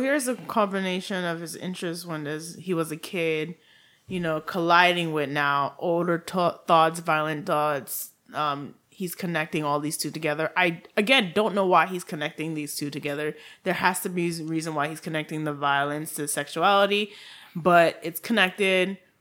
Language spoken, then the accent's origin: English; Haiti; accent: Haitian; my Haitian accent